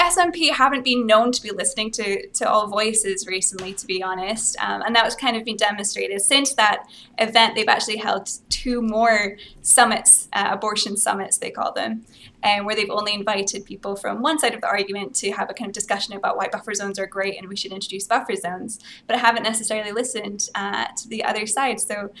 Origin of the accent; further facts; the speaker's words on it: Scotland, United Kingdom; accent: Scottish; If I think about it, I can put on my Scottish accent. Sometimes if I'm on TV in Scotland, I'll speak like that.